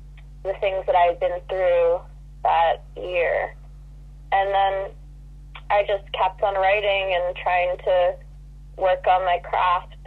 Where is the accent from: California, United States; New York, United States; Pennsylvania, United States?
New York, United States; Long Island; We're both from Long Island